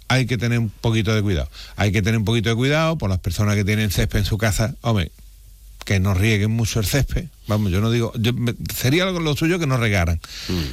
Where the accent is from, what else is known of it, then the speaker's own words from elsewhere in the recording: Spain; somos españoles